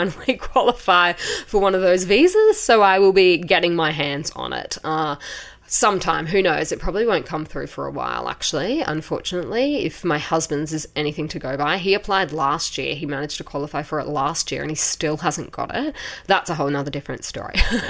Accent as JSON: {"language": "English", "country": "Australia", "moved": "as an adult", "lives_now": "South Korea", "said": "I am originally from Australia"}